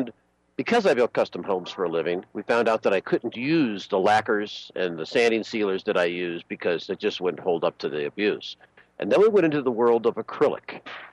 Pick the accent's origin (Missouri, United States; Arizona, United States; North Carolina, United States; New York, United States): New York, United States; Buffalo; now in Long Beach, United States; I grew up in Buffalo